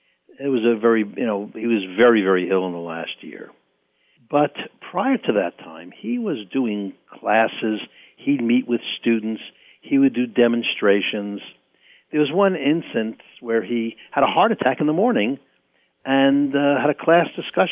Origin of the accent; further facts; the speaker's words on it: Bronx, New York, United States; I know I grew up in the Bronx, and it took me a long time to get rid of the accent I had.